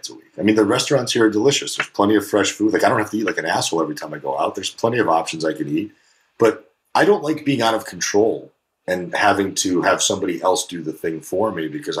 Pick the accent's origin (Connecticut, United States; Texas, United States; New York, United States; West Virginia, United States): Connecticut, United States; New Haven; also born or lived in Russia; now in California, United States; I grew up right in New Haven, Connecticut